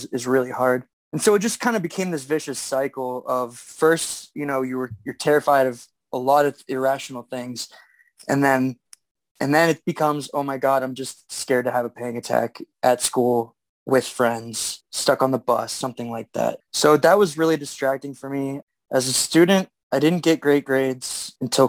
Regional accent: Erie, Pennsylvania, United States; now in Pittsburgh, United States; I'm born and raised in Erie, Pennsylvania. I live in Pittsburgh now

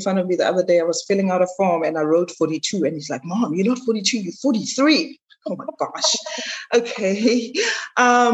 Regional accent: Johannesburg, Gauteng, South Africa; moved away as an adult; also born or lived in New York; now in Dubai, United Arab Emirates; I was born and raised in South Africa

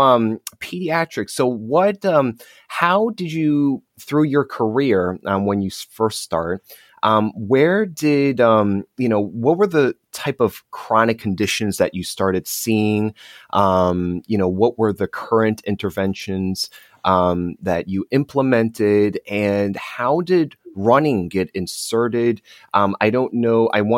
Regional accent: Morristown, New Jersey, United States; born there; So I was born in Morristown, and then my family moved to Eatontown, and then Morganville, and then eventually Marlborough.

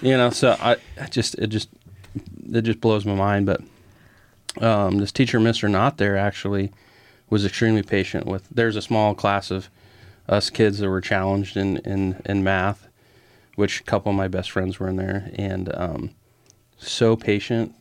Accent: Grand Island, United States; I was born and raised in Gren Island.

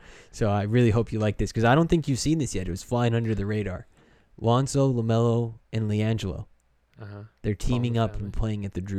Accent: Canada; obviously we're from Canada, we know Chris Bosh, yeah.

